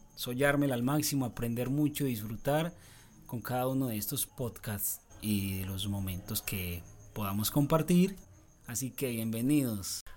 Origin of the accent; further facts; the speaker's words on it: Urrao, Antioquia, Colombia; Soy de Urrao